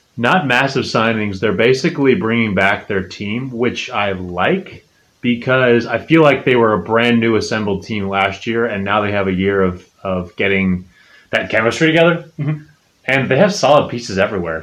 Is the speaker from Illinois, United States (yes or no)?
yes; Chicago, Illinois, United States; Fire, my hometown team